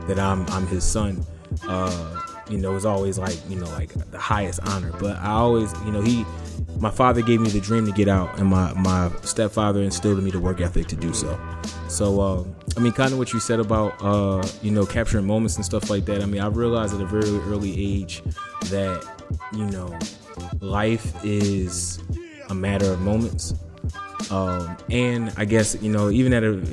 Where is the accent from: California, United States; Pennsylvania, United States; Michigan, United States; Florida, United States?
Pennsylvania, United States; Philadelphia; I'm originally from Southwest